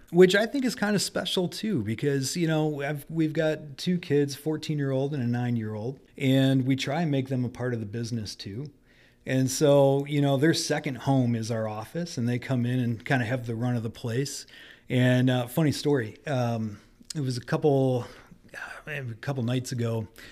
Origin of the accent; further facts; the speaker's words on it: Detroit, Michigan, United States; also born or lived in Grand Rapids, Michigan; I grew up in Detroit and moved to Grand Rapids to go to school